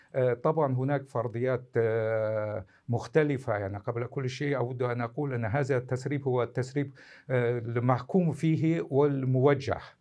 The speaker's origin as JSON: {"language": "Arabic", "country": "Russia", "said": "أنا كمواطن روسي"}